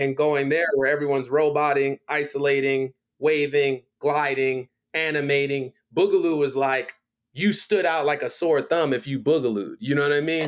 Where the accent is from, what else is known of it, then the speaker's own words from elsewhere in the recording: Miami, Florida, United States; moved away as an adult; also born or lived in Philadelphia, Pennsylvania / Baltimore, Maryland; now in Los Angeles, United States; I'm from Miami because I spent, you know, eleven years of my life living there